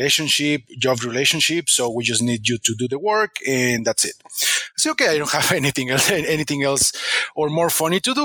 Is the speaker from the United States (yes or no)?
no; Mexico; I'm from Mexico